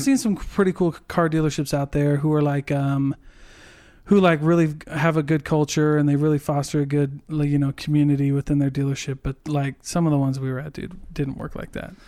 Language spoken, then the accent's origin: English; Iowa, United States; moved away; I go visit my family 'cause I'm from Iowa